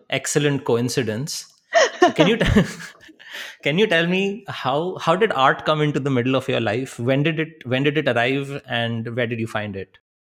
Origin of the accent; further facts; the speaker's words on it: India; we carry as Indian people